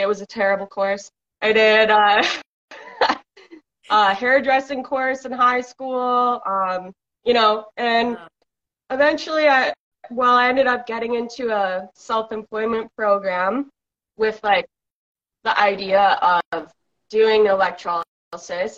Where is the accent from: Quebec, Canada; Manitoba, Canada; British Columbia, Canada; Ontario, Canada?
British Columbia, Canada; I'm from British Columbia, Canada